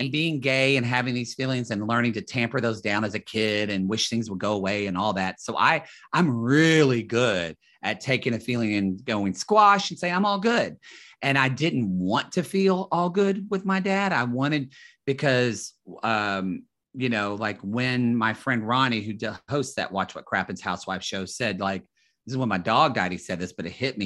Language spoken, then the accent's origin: English; Southern Oklahoma, United States; moved away as an adult; also born or lived in Dallas, Texas; now in Los Angeles, United States; me in Oklahoma